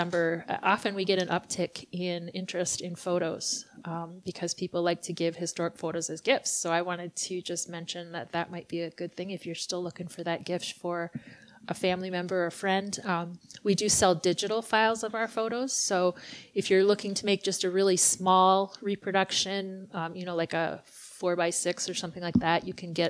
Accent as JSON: {"language": "English", "area": "Chetek", "region": "Wisconsin", "country": "United States", "tie": "born or raised there", "also_born_or_lived": "Rice Lake, Wisconsin / Cameron, Wisconsin", "lives_now": "Eau Claire, United States", "said": "I grew up in Chautauqua and I have spent all but about 7 years of my life in the middle Chippewa Valley"}